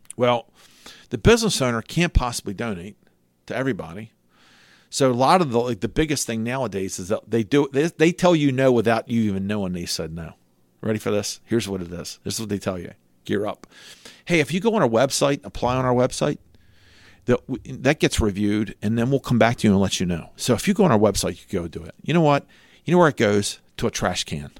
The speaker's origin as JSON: {"language": "English", "area": "Cecil County", "region": "Maryland", "country": "United States", "said": "I'm from Cecil County, I have a pickup truck"}